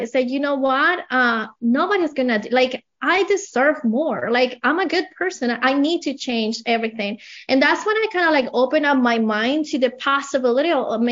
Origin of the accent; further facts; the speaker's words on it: Colombia; English is a second language; moved away as an adult; now in United States; I have an accent. I came from Colombia about 20 years ago